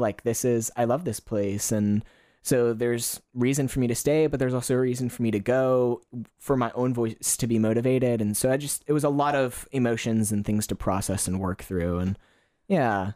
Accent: Kentucky, United States; moved away as an adult; now in Gold Coast, Australia; I, I'm originally from Kentucky in the United States

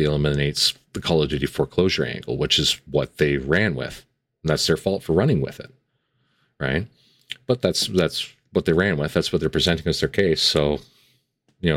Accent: Canada; Being a Canadian

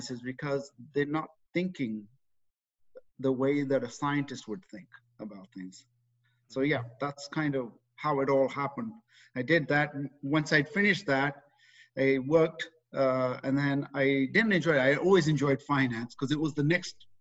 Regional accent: England, United Kingdom; moved away as an adult; now in Canada; I was raised in England. Okay, brought up there, did all my schooling there, and in my early 20s, decided to leave there

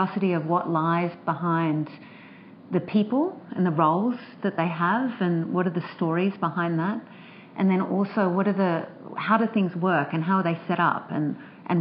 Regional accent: Sydney, New South Wales, Australia; I grew up in Sydney

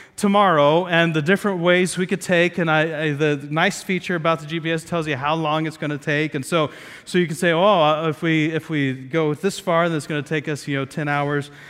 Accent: Ohio, United States; moved away; we were, lived in Ohio, we grew up in Ohio

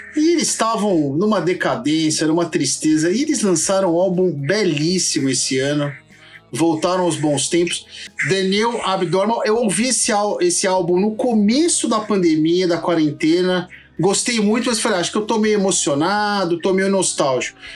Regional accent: Santo André, São Paulo, Brazil; eu nasci em Santo André

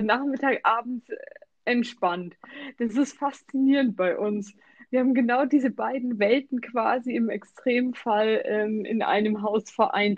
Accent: Germany; wir jetzt bei uns in Deutschland arbeiten

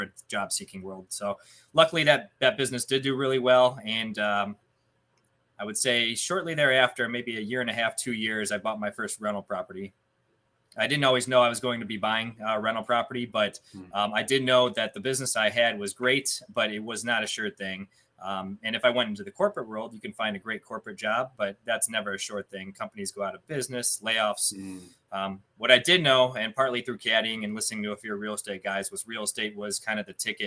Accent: Cleveland, Ohio, United States; I am from Cleveland, Ohio. I live in a suburb about 20 minutes east of Cleveland, born and raised here.

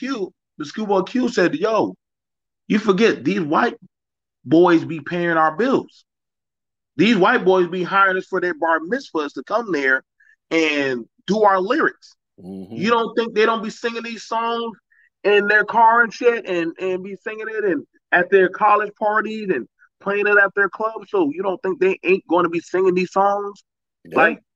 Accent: Chicago, Illinois, United States; Nigga, you know where the fuck I'm from? I'm from Chicago. I'm from Grove Street. I'm from this.

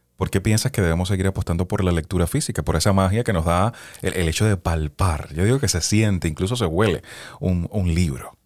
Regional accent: Cuba; now in United States; soy de Cuba

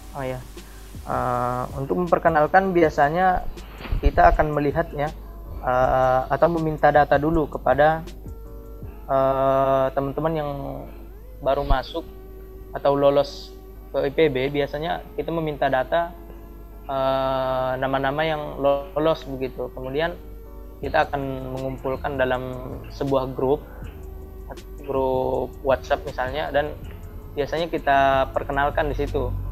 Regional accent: South Tapanuli, North Sumatra, Indonesia; moved away as an adult; now in Bogor, Indonesia; mahasiswa perantauan dari Tapanuli bagian selatan

